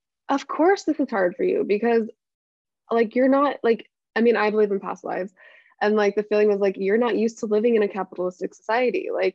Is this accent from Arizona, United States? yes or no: yes; Mesa, Arizona, United States; I'm from Mesa, Arizona.